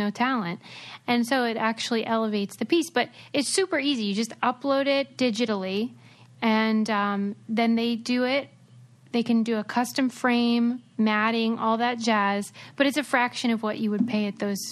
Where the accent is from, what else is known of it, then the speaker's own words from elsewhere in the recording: Pittsburgh, Pennsylvania, United States; moved away; I'm from Pittsburgh